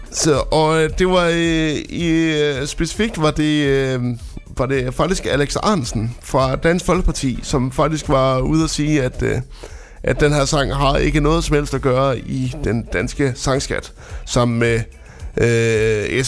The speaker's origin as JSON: {"language": "Danish", "town": "Frederikshavn", "region": "North Denmark Region", "country": "Denmark", "tie": "born or raised there", "moved": "yes", "said": "jeg kommer jo oprindeligt fra Frederikshavn"}